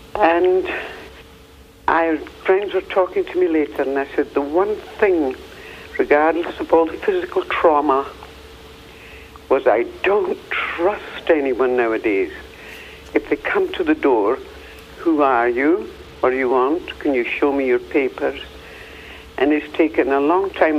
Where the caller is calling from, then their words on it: Tucson, Arizona, United States; I'm calling from Tucson.